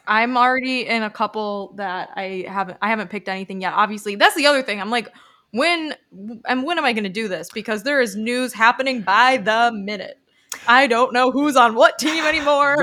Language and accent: English; United States; I'm an American.